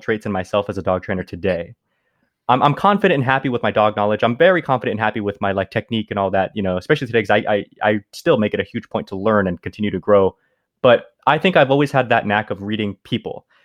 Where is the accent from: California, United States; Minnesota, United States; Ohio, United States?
California, United States; also born or lived in Mexico; I would live my life in California